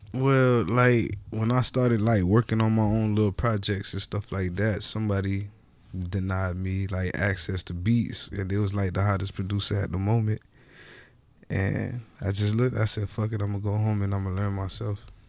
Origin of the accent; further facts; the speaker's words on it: Miami, Florida, United States; I'm from Dade County